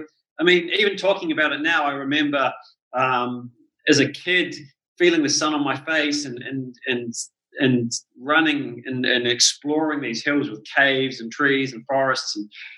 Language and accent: English; New Zealand; It was certainly, you're right, the things you said, it is a very beautiful country. The people are amazing there. It's a very small country